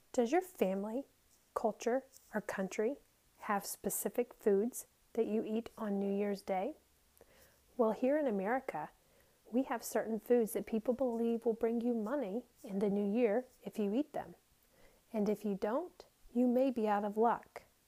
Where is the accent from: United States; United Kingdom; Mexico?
United States; the South; I grew up in the South